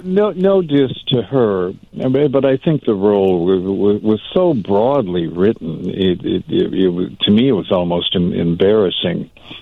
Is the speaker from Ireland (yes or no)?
yes; Ireland; I love that movie. Well, I'm Irish. What can I say? Those idiots are my peeps.